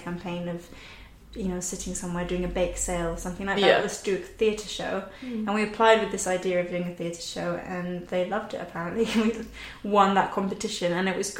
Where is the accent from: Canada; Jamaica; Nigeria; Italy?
Italy; an hour from Venice, northern Italy; moved away; I was born in Italy, in the north of Italy, an hour away from Venice